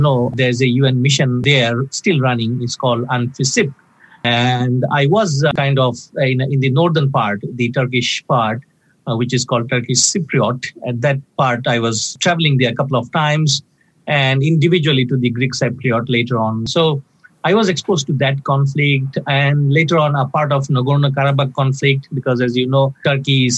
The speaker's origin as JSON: {"language": "English", "country": "Bangladesh", "tie": "born or raised there", "also_born_or_lived": "Winnipeg, Canada", "moved": "as an adult", "lives_now": "Canada", "said": "I was born in Bangladesh, passed most of my life there"}